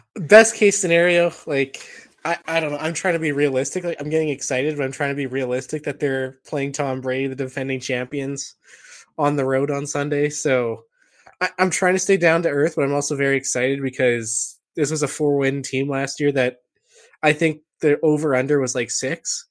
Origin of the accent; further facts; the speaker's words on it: Canada; being Canadian